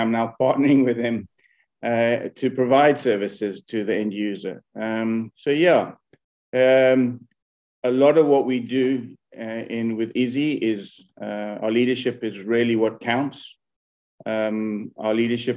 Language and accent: English; Kenya; moved away as an adult; I was born in Kenya. So I had a fantastic childhood.